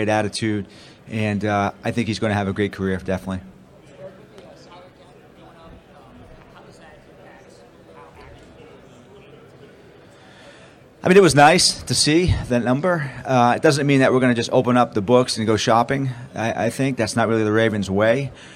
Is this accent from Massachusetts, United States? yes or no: yes; Boston, Massachusetts, United States; now in Baltimore, United States; me growing up in Boston